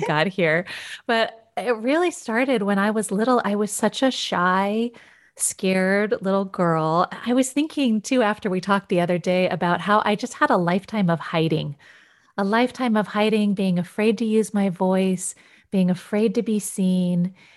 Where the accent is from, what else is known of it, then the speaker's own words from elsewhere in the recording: Yosemite, California, United States; I grew up in Yosemite.